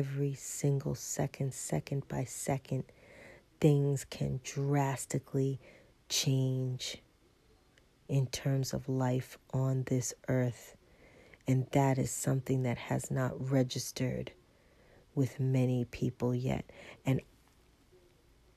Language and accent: English; New York, United States; moved away; I'm from New York